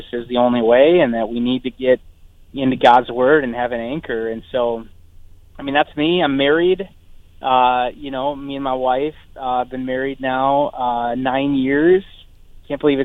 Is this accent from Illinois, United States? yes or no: no; North Dakota, United States; I'm from North Dakota